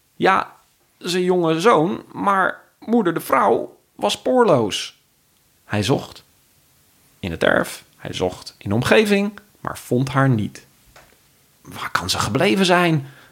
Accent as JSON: {"language": "Dutch", "region": "Friesland", "country": "Netherlands", "moved": "yes", "lives_now": "Amersfoort, Netherlands", "said": "ik kom zelf uit Friesland en vind het ook heel fijn om het te verbinden met mijn roots. ik woon nu in Amersfoort."}